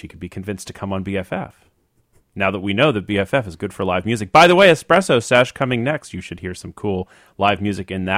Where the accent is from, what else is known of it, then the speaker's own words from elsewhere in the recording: Washington, District of Columbia, United States; now in San Francisco, United States; I grew up in the Washington, D.C. area